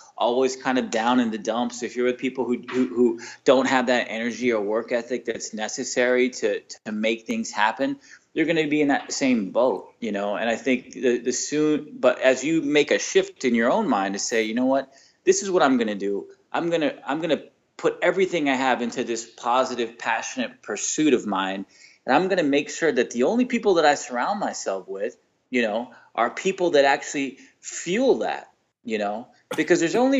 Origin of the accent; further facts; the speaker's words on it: Texas, United States; I was born in Texas